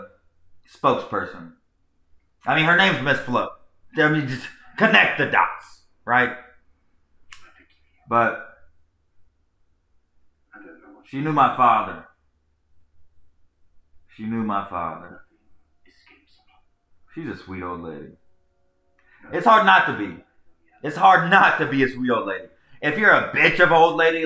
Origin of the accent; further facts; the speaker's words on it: United States; also born or lived in Charlotte; As an American